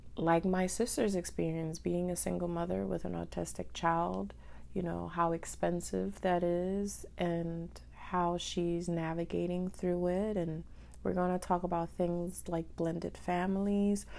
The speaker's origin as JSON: {"language": "English", "country": "Dominican Republic", "tie": "born or raised there", "also_born_or_lived": "Haiti (ancestry)", "moved": "yes", "lives_now": "United States", "said": "I am Dominican and Haitian, so I was born in Dominican Republic"}